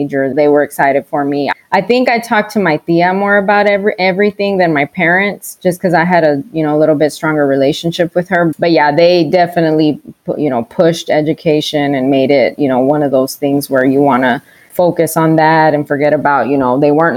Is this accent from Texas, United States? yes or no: yes; Dallas, Texas, United States; moved away as an adult; also born or lived in El Paso, Texas; now in Arizona, United States; I grew up in Dallas, but I was born in El Paso